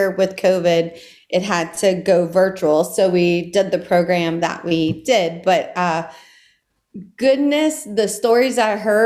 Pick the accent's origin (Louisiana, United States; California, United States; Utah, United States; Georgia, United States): Louisiana, United States; Gonzales; now in New Orleans, United States; I grew up in Ascension Parish, so we like to say that we were more prairie Cajun than bayou Cajun